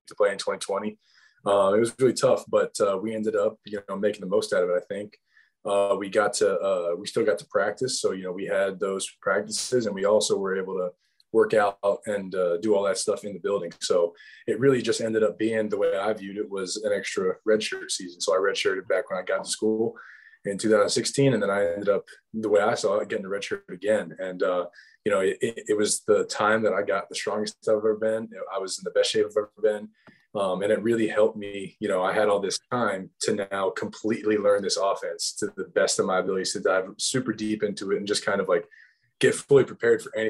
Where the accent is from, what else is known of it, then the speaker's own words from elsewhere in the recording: Georgia, United States; moved away; I'm from Georgia